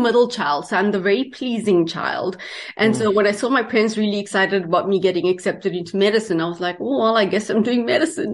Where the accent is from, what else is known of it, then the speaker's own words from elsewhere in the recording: South Africa; moved away as an adult; now in Canada; I am from South Africa.